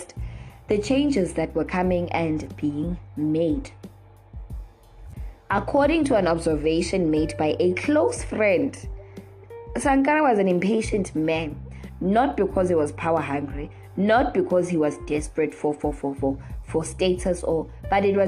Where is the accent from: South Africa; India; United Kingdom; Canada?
South Africa; as a South African